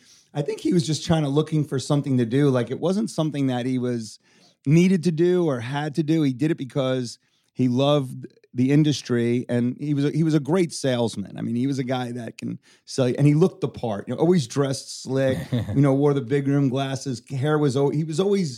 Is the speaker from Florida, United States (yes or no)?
yes; Davie, Florida, United States; also born or lived in North Miami Beach, Florida; moving to Davie was very country